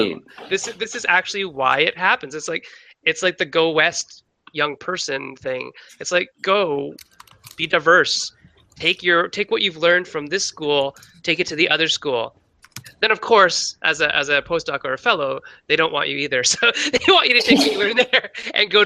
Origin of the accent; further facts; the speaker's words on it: Canada; being a Canadian-born Chinese person